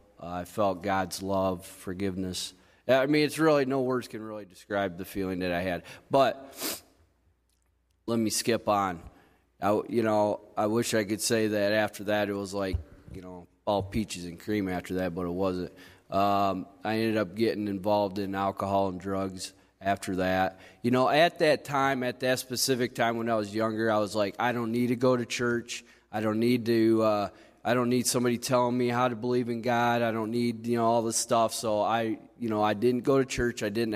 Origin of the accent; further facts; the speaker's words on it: Coldwater, United States; I grew up here in Coldwater. I was adopted into a family when I was probably about 3 months old. I actually grew up only a mile down the road from here.